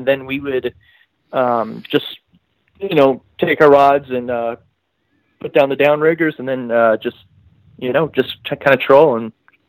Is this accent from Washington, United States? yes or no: yes; Seattle, Washington, United States; moved away as an adult; now in Las Vegas, United States; I'm originally from Seattle, Washington, and I moved to Las Vegas about 7 years ago.